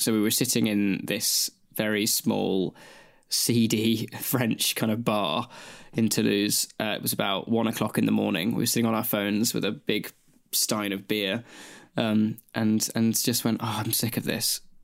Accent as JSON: {"language": "English", "country": "Australia", "moved": "as an adult", "lives_now": "United Kingdom", "said": "moving from Australia to the U K to come to uni"}